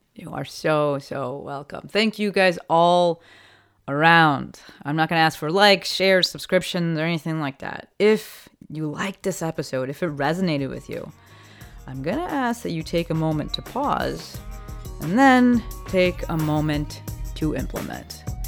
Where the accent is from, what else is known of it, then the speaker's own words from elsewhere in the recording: East Coast, United States; moved away; we're both from the East Coast